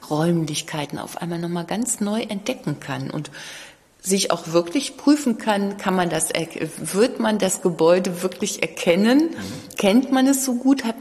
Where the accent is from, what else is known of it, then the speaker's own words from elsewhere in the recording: Cologne, North Rhine-Westphalia, Germany; Äh, ich komme ja auch aus Köln und habe früher im Museum Schnüttgen gearbeitet